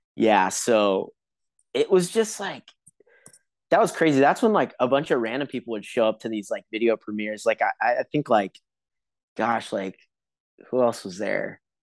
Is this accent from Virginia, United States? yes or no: no; Huntington Beach, California, United States; I grew up in Huntington Beach